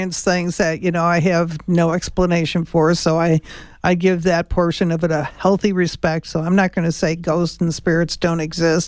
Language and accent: English; Chicago, Illinois, United States; I'm from Chicago